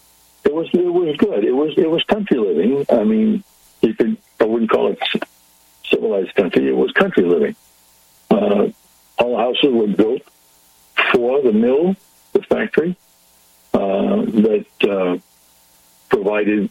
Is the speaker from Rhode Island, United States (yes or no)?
yes; Pawtucket, Rhode Island, United States; I was born in Pawtucket, Rhode Island, and we lived in a very small apartment